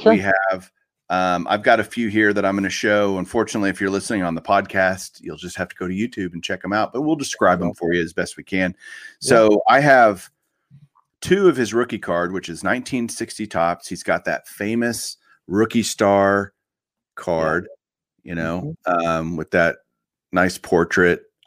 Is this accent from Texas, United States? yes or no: yes; Fort Worth, Texas, United States; where I grew up here in Fort Worth